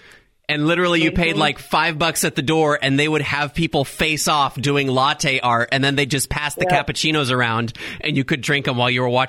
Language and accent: English; Dallas, Texas, United States; I'm from the Dallas area.